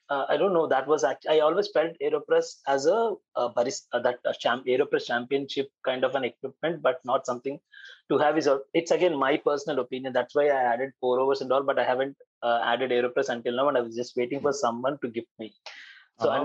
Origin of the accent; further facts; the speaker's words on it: Visakhapatnam, Andhra Pradesh, India; moved away; my hometown, which is Vizag